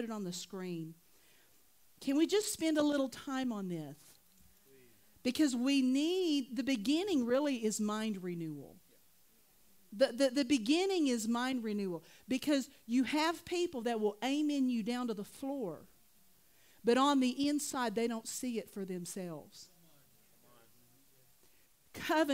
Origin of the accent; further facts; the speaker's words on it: Oklahoma, United States; I'm from Oklahoma